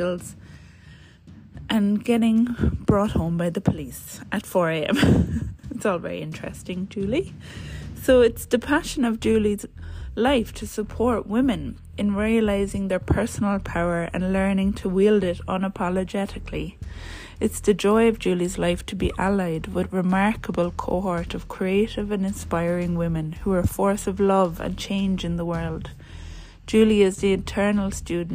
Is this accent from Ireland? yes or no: yes; Ireland; I'm a postpartum doula, a mother, and I'm Irish